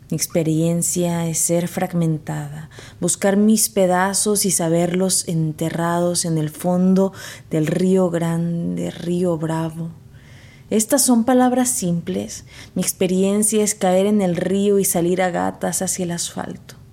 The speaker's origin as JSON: {"language": "Spanish", "region": "Veracruz", "country": "Mexico", "also_born_or_lived": "Texas", "moved": "yes", "lives_now": "United States", "said": "soy originaria de Veracruz, México. Me considero una escritora fronteriza porque desde que emigré a Estados Unidos viví en la frontera de Texas"}